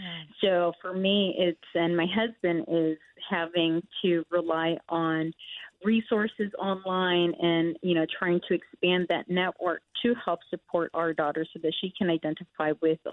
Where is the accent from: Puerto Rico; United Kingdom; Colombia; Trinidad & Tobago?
Colombia; now in Miami, United States; I was born in Colombia. I now live in the United States.